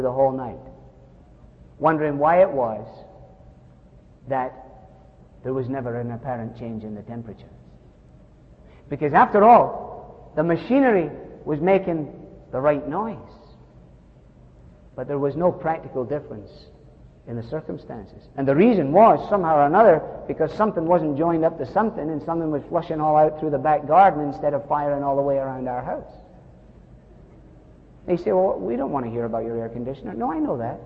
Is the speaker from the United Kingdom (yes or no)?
yes; Scotland, United Kingdom; I'm Scottish